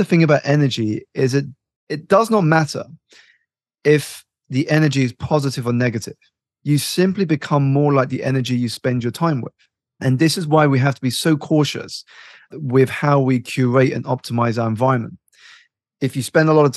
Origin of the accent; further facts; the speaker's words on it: United Kingdom; I was born here in the United Kingdom to immigrant parents